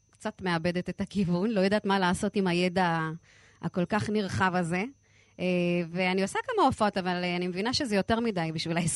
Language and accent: Hebrew; Lod, Central District, Israel; נכון, גדל, גדלתי בפריפריה.